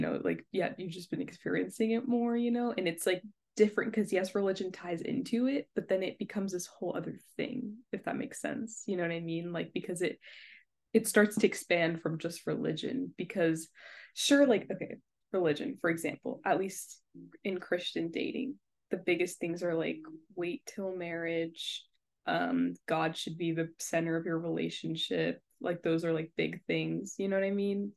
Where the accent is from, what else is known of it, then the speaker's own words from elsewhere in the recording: Sri Lanka; I'm from Sri Lanka